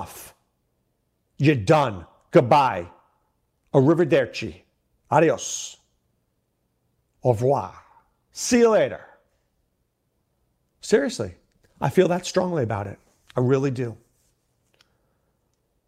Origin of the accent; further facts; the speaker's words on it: New York, United States; I grew up in New York